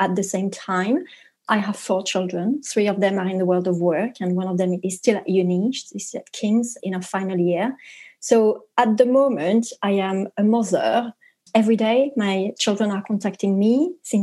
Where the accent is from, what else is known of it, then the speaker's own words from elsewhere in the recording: France; English is a second language; moved away as an adult; now in United Kingdom; I'm French, but I am here in the UK